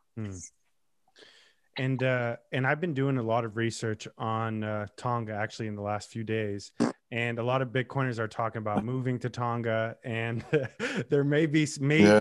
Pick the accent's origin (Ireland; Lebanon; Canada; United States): Lebanon; I'm Lebanese Armenian